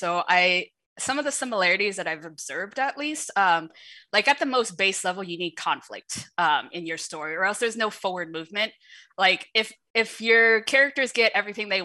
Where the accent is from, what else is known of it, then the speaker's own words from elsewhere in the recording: United States; first language Shanghainese; English is a second language; growing up in America in the 90s